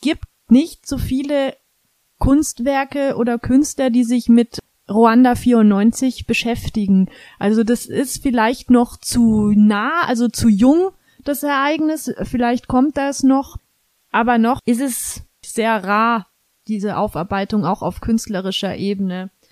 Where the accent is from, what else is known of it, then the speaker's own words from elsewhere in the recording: Germany; bei uns in Deutschland